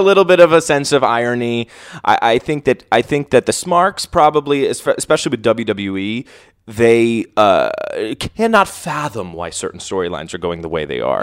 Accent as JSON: {"language": "English", "country": "United States", "said": "I'm from New York"}